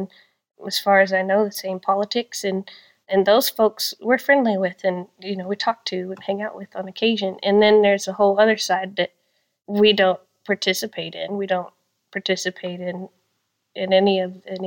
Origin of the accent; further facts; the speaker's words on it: Texas, United States; I'm from Texas